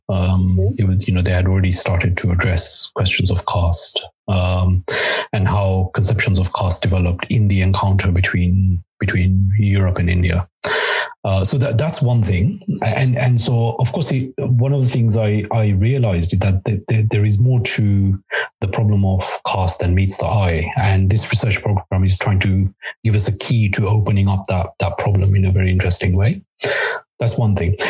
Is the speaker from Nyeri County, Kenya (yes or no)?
no; Nairobi, Kenya; moved away; also born or lived in Mombasa, Kenya / United Kingdom; with my family, I moved to the UK. We lived uh, for the most part in Nairobi